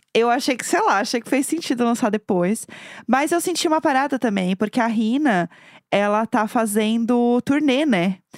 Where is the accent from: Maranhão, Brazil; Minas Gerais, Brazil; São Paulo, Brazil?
São Paulo, Brazil; eu no caso sou de São Paulo